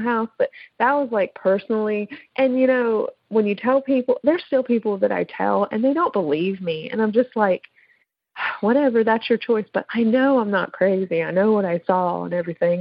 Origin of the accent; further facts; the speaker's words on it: Pennsylvania, United States; I'm from Pennsylvania